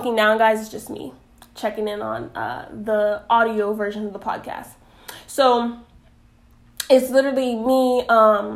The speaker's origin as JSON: {"language": "English", "town": "New York City", "region": "New York", "country": "United States", "tie": "born or raised there", "also_born_or_lived": "South Florida", "moved": "yes", "said": "I am originally from Bronx, New York. born and raised, but I say that I really got my footing and really was, you know, grew a lot in Florida, especially South Florida"}